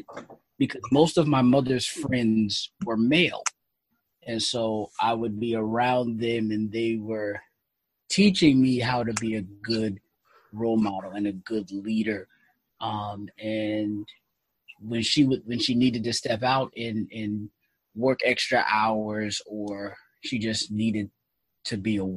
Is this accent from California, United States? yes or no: no; Bridgeport, Connecticut, United States; Born and raised in Bridgeport, single parent home